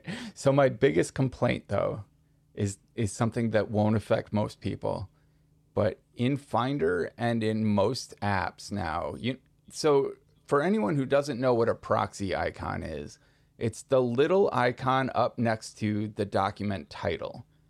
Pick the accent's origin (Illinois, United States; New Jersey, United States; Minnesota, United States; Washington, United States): Minnesota, United States; As a Minnesotan